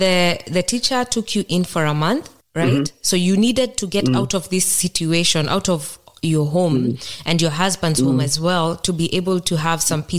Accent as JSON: {"language": "English", "area": "Kikuyu", "region": "Central Kenya", "country": "Kenya", "first_language": "Kikuyu", "second_language": "English", "said": "sometimes we might speak my mother tongue Kikuyu"}